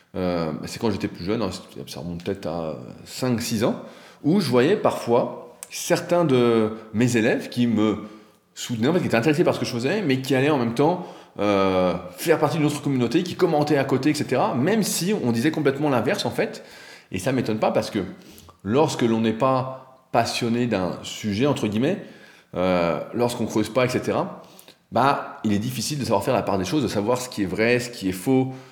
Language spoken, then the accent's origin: French; France; en tant que Français